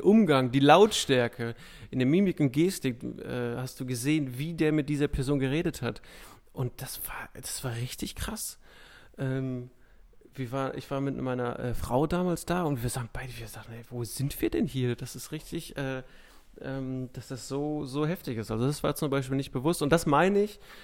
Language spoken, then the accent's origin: German; Ruhr area, North Rhine-Westphalia, Germany; aus meiner Heimatstadt sieht man das relativ häufig, dass echt so Häuser abgesackt sind über die Jahre